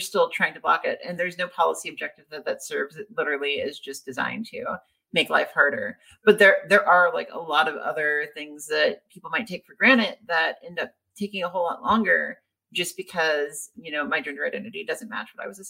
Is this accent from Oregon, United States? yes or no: no; Louisiana, United States; moved away; I'm from Louisiana